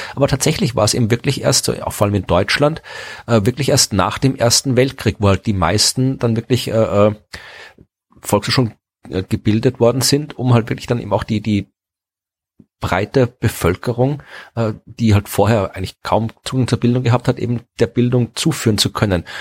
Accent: Austria; now in Jena, Germany; ich wohnte in in der Nähe von Wien

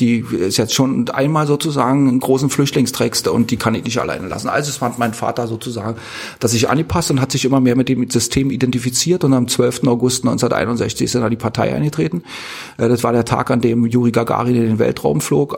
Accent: East Germany, Germany; born or raised there

